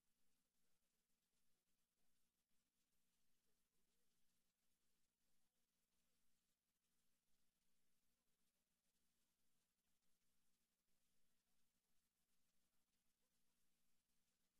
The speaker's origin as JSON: {"language": "English", "town": "Milan", "region": "Lombardy", "country": "Italy", "tie": "born or raised there", "also_born_or_lived": "Sotto il Monte, Italy", "moved": "as an adult", "said": "growing up in Milano"}